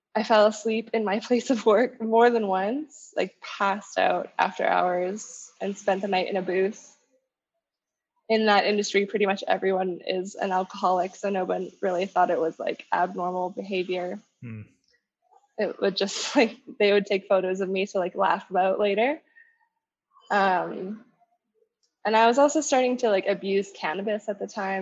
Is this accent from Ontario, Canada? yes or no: no; Winnipeg, Manitoba, Canada; moved away as an adult; now in Colombia; I was actually born and raised in Winnipeg. Manitoba.